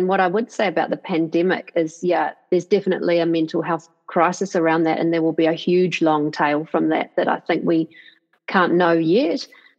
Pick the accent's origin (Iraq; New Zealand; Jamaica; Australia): New Zealand; moved away; also born or lived in London; because it was my home country